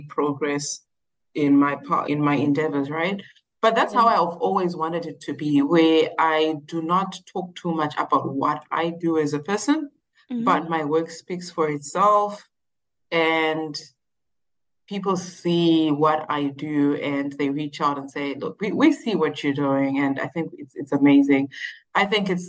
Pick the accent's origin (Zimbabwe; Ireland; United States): Zimbabwe; moved away as an adult; also born or lived in South Africa; I was born and raised in Zimbabwe up until I was like 18 years, and then I moved to South Africa.